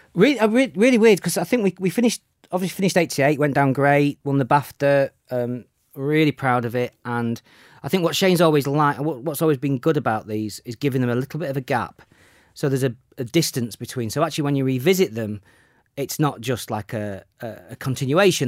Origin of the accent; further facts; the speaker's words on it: Sheffield, Yorkshire and the Humber, United Kingdom; in Sheffield, yeah, my hometown